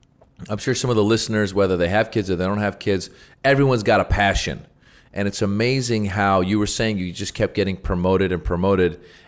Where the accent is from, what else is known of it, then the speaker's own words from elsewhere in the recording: Los Angeles, California, United States; from Los Angeles.